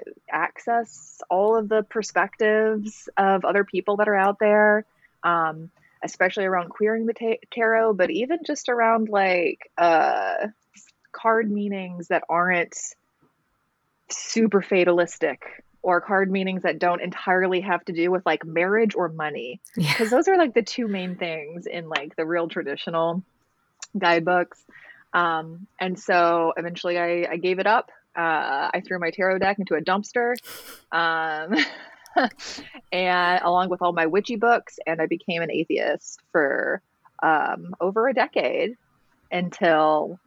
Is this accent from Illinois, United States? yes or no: no; Alabama, United States; I was raised in Alabama, raised in the church